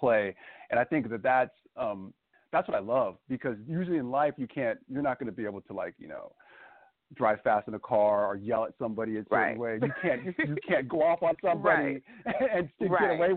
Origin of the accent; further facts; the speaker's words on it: Vallejo, California, United States; I'm from born and raised in Vallejo, California, and it's like an area close to San Francisco